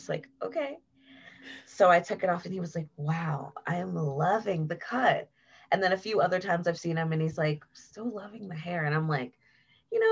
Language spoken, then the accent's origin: English; Columbus, Ohio, United States; moved away as an adult; also born or lived in Cleveland, Ohio; now in Denver, United States; I'm from Ohio. So I lived in Columbus, like most of the beginning of my life. I was born in Cleveland